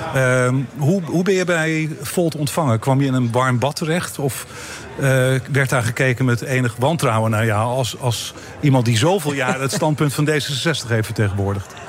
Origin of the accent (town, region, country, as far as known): Netherlands